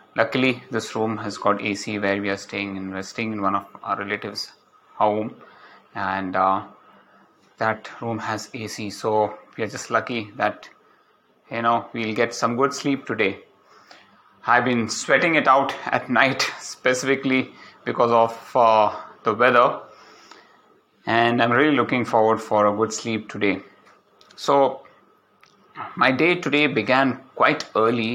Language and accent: English; Palakkad, Kerala, India; moved away; reached Palakkad, and uh, it's my hometown.